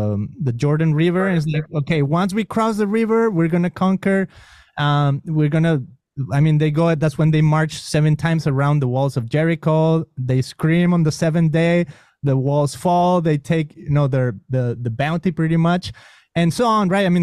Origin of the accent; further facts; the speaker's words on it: Mexico; accent: Mexican; first language Spanish; English is a second language; moved away; growing up in Mexico, of course, my accent, I mean, I spoke Spanish